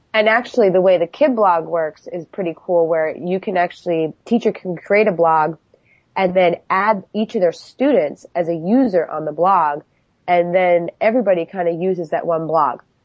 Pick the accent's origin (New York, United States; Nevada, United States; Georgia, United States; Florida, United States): New York, United States; now in Philadelphia, United States; I was I was originally from New York